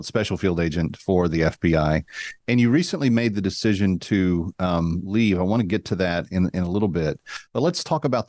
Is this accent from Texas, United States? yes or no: yes; Fort Worth, Texas, United States; I'm a Fort Worth kid myself